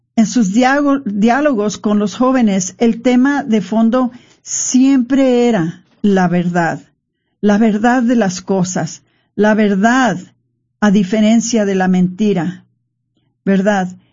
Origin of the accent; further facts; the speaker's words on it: Mexico; nosotros los mexicanos